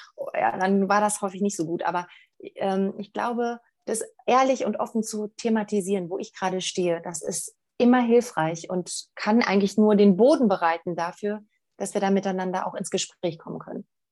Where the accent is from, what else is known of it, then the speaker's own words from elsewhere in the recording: Germany; hier bei uns in Deutschland